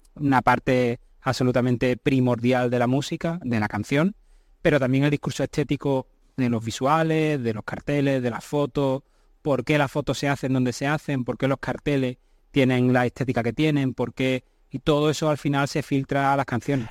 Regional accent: Seville, Andalusia, Spain; yo nací en Sevilla, me he criado en Sevilla

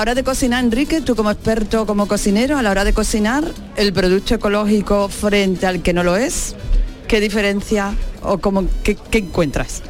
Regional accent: Gilena, Andalusia, Spain; El aral forma parte de mis recuerdos de infancia, porque como sabes soy de Gilena

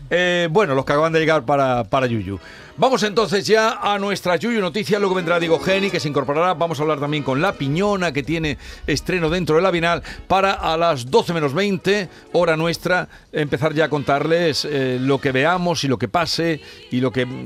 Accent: Córdoba, Andalusia, Spain; mi tierra

